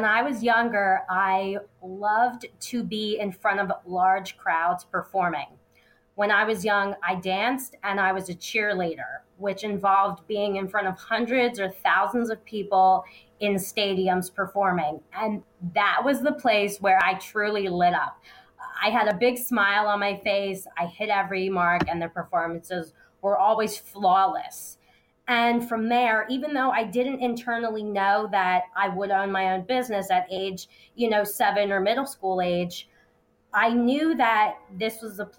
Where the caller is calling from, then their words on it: Philadelphia, Pennsylvania, United States; I'm coming from Philadelphia, so it's been a cold winter.